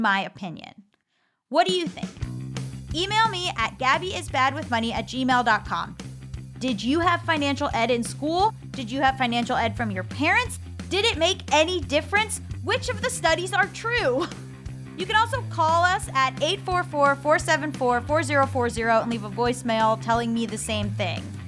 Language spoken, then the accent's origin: English; United States; as an American